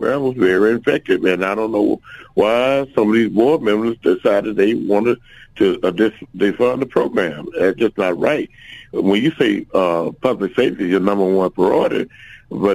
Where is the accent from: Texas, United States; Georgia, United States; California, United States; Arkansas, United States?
Arkansas, United States; Little Rock; I was born in the Granite Mile Project